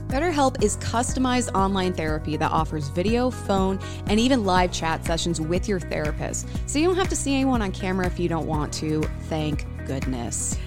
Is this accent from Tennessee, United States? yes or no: no; Illinois, United States; now in Minnesota, United States; growing up in Illinois